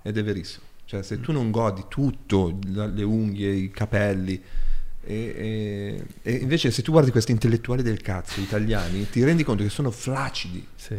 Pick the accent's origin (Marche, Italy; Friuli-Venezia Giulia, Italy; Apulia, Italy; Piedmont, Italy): Piedmont, Italy; Ghemme; da Ghemme, dal mio paese